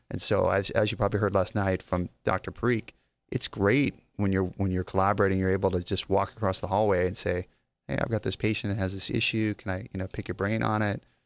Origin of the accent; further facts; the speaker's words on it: Las Vegas, Nevada, United States; I'm actually from Las Vegas